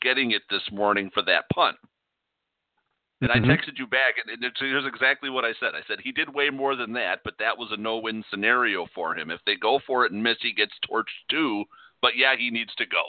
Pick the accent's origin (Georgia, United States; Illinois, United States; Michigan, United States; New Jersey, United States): Illinois, United States; Chicago; we're both from Chicago